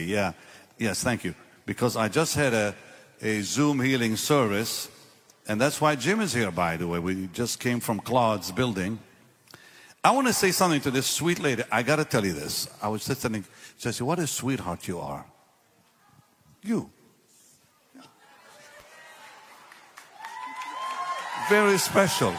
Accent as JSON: {"language": "English", "country": "Israel", "moved": "yes", "said": "I'm from Israel"}